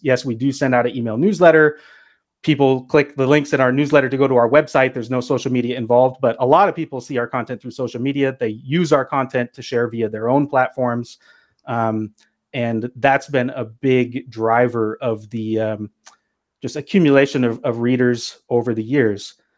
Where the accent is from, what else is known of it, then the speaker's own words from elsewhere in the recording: Pacific Northwest, United States; also born or lived in Los Angeles, United States; I'm from the Pacific Northwest